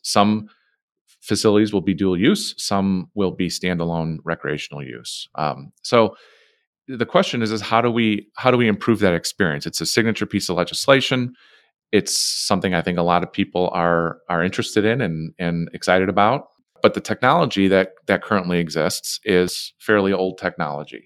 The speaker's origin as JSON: {"language": "English", "town": "Chicago", "region": "Illinois", "country": "United States", "tie": "born or raised there", "said": "We're from Chicago, right? Uh, I'm born and raised in this city."}